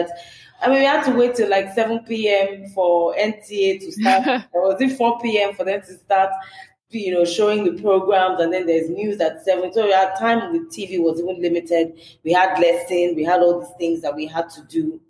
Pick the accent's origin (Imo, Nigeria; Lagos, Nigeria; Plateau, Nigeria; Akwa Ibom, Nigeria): Lagos, Nigeria; I was born in Lagos. I grew up in a very communal environment